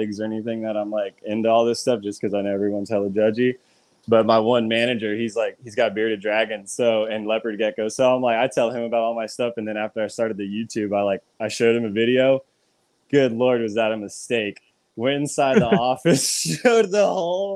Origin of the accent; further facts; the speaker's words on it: California, United States; moved away; I was born in California. So I was living in California at the time